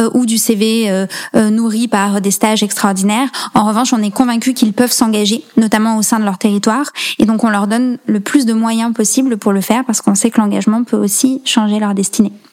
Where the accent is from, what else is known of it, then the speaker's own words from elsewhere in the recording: France; moved away as an adult; also born or lived in Allier / Nièvre; j'ai grandi dans l'Allier et dans la Nièvre, donc je suis restée euh, vraiment dans des territoires très très ruraux jusqu'à mes 18 ans